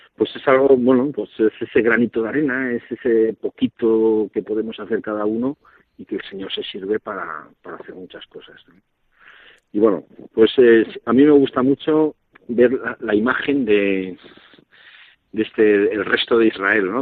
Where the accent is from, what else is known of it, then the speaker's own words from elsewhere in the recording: Alaquàs, Valencian Community, Spain; yo soy de un pueblo cerquita de Valencia, Alacuaz